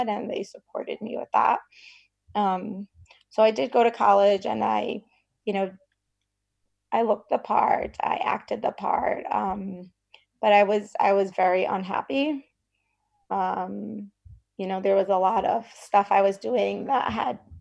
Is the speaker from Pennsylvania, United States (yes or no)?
no; Brooklyn, New York, United States; I grew up in Brooklyn in a very, in an ultra-Orthodox community, very sheltered